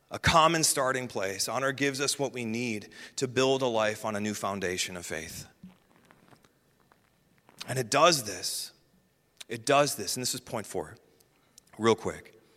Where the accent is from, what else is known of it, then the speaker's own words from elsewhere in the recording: Midwest, United States; I'm going to butcher this because I'm from the Midwest